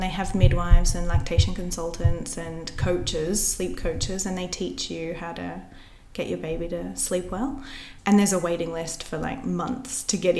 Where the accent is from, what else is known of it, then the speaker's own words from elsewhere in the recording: Australia; now in Barcelona, Spain; as an Aussie